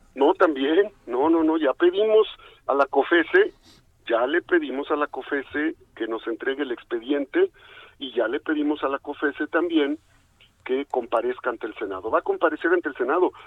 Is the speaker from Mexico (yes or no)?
yes; Izúcar de Matamoros, Puebla, Mexico; la tierra donde yo nací, en Izúcar de Matamoros, Puebla